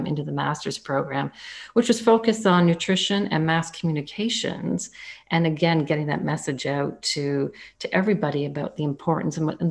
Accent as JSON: {"language": "English", "country": "Canada", "said": "I'm Canadian, so I took that at one of the top universities in Canada, the University of Guelph"}